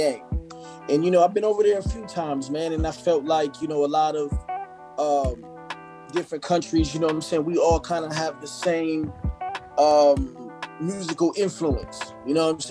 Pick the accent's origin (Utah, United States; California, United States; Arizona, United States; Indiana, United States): Arizona, United States; Phoenix; I'm from Phoenix, Arizona